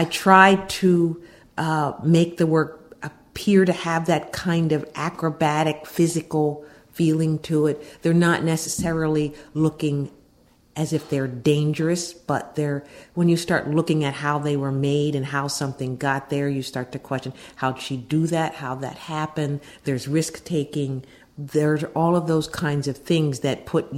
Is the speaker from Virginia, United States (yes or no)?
no; Pittsburgh, Pennsylvania, United States; moved away as an adult; now in Philadelphia, United States; I'm originally from Pittsburgh, Pennsylvania, but I've spent most of my adult life in Philadelphia